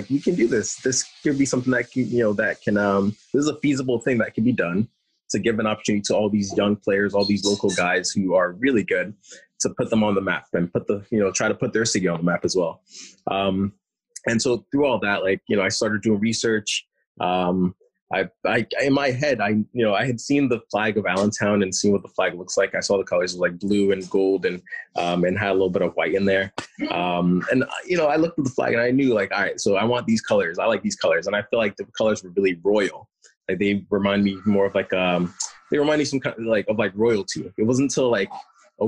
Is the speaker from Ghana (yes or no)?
yes; Ghana; now in Lehigh Valley, United States; I'm originally from Ghana, West Africa, which is like a huge soccer nation.